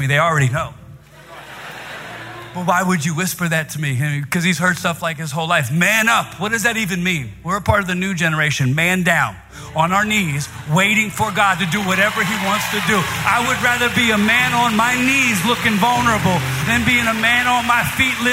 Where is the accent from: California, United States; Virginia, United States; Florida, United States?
Virginia, United States; now in New York City, United States; I'm from Virginia